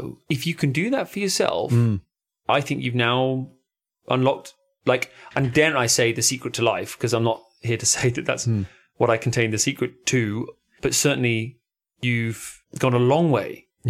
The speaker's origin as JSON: {"language": "English", "area": "Devon", "region": "South West England", "country": "United Kingdom", "also_born_or_lived": "London", "moved": "yes", "said": "And I'm from Devon originally."}